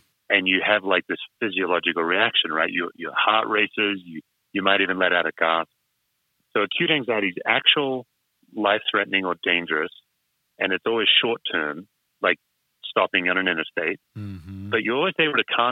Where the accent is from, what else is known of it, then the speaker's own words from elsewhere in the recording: Western Australia, Australia; I'm an Aussie, West Australian